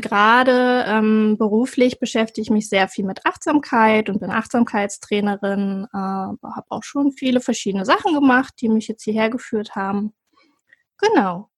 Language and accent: German; Cuxhaven, Lower Saxony, Germany; bin geboren in Cuxhaven an der Nordsee